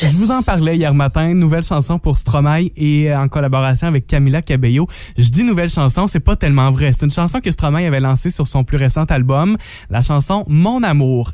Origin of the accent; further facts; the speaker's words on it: Matapédia, Quebec, Canada; des gens de chez nous, dans la Matapédia, dans la Matanie